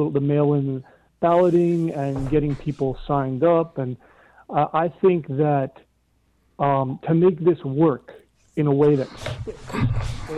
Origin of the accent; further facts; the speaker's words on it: Long Island, New York, United States; now in Texas, United States; I live in Texas, but I'm originally from Long Island